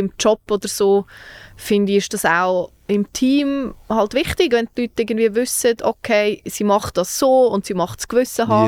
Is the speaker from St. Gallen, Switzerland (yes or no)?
no; Zug, Switzerland; ich ja wirklich eine stolze Zuckerin bin